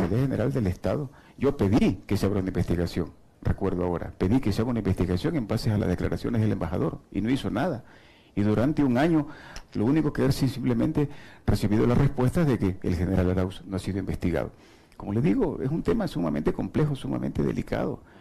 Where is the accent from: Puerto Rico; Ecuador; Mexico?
Ecuador; nos llama la atención a todos nosotros como ecuatorianos que estamos solos, estamos abandonados